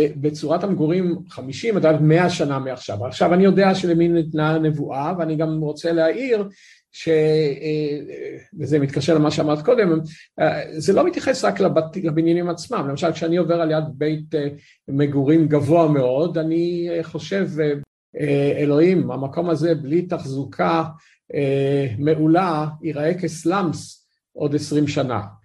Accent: Tel Aviv, Tel Aviv District, Israel; גדלתי בתל אביב

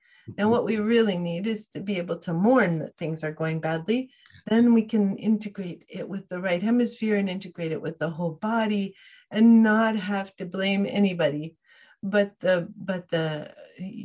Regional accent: Fairbanks, Alaska, United States; I grew up in Fairbanks, Alaska, in the middle of the state

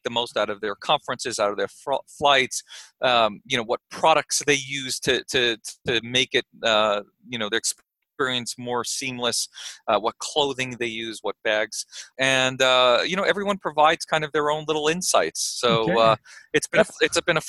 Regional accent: New York, United States; now in Austin, United States; I grew up in New York

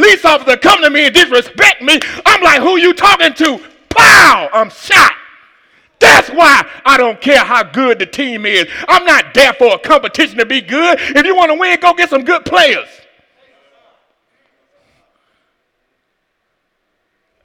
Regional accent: Atlanta, Georgia, United States; I'm from Atlanta

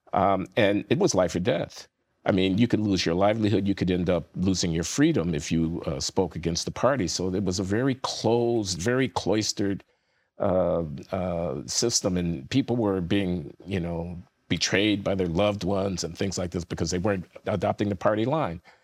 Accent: United States; I'm an American, so my people are the American people as well as the African American people

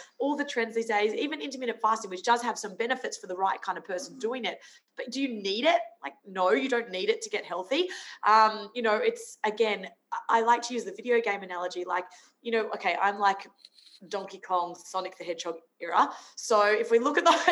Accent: Brisbane, Queensland, Australia; also born or lived in Sunshine Coast, Queensland; But I was a Queenslander. So I grew up in Brisbane and then moved to the sunny coast.

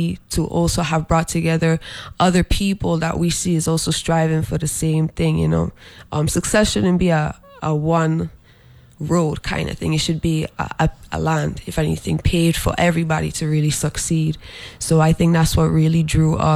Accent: U.S. Virgin Islands; I'm born and raised on St. Croix, but I am Palestinian and Puerto Rican

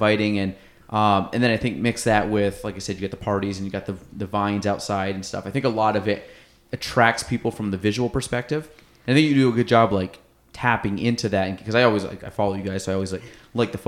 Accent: Chazy, New York, United States; I grew up in Chazy

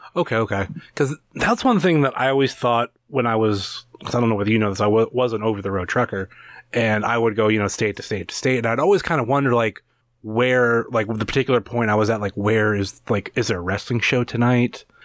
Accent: Cleveland, Ohio, United States; I'm from Cleveland

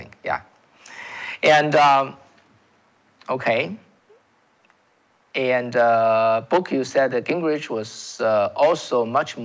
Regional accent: China; English is a second language; now in United States; I came from China, folks. I came from China

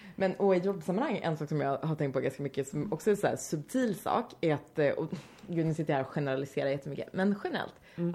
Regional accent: Vänersborg, Västra Götaland, Sweden; någon liten småstad i Vänersborg där jag kommer ifrån

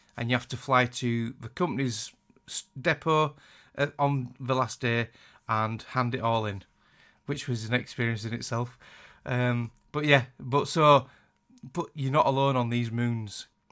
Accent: Yorkshire and the Humber, United Kingdom; accent: Yorkshire; I hate my accent. I hate my Yorkshire accent.

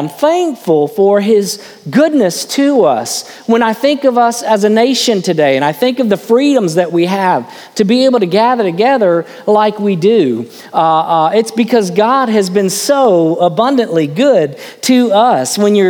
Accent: West Palm Beach, Florida, United States; when I was brought up in West Palm Beach, I was a little kid

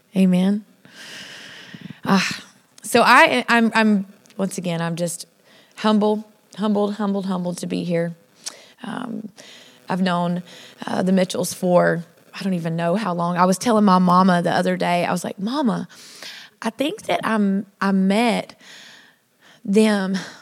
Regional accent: South Louisiana, United States; I was raised in South Louisiana.

